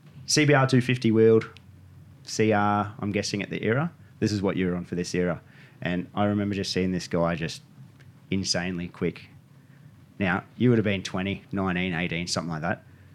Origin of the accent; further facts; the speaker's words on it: Australia; also born or lived in Ballina, New South Wales / Brisbane, Queensland; where I was growing up in Ballina. I was in Brisbane, but raced out of Ballina and had connections in Ballina.